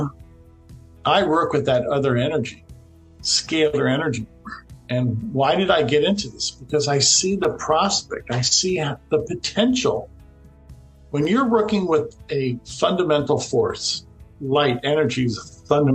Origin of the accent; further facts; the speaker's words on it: Florida, United States; I'm from Florida.